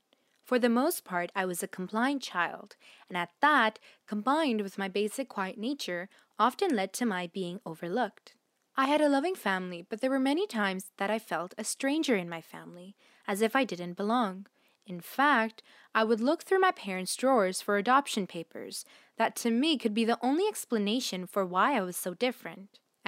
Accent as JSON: {"language": "English", "town": "Miami", "region": "Florida", "country": "United States", "tie": "born or raised there", "said": "Growing up in Miami, Florida in the 1950s, I was exposed to quite a lot of injustice."}